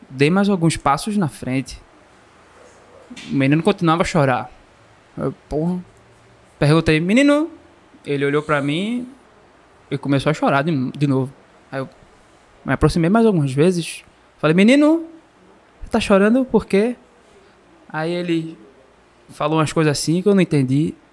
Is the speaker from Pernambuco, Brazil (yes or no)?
yes; Pernambuco, Brazil; E essa porrada eu tava, meu amigo, que eu sou daqui, né, de Pernambuco.